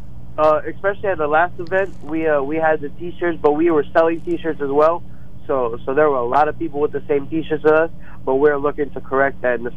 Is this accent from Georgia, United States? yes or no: no; Milton, Pennsylvania, United States; We're all from Milton, Pennsylvania, or West Milton, Pennsylvania.